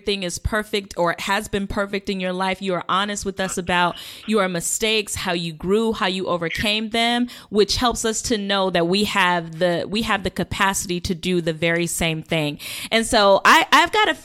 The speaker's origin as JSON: {"language": "English", "town": "Las Vegas", "region": "Nevada", "country": "United States", "tie": "born or raised there", "said": "I'm born and raised from Vegas."}